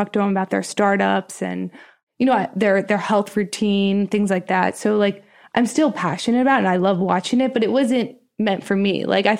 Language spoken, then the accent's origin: English; Harrisburg, Pennsylvania, United States; So I grew up in Harrisburg, Pennsylvania.